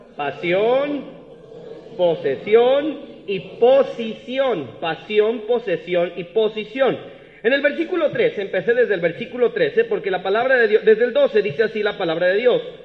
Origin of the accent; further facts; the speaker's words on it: Celaya, Guanajuato, Mexico; soy de allá de Celaya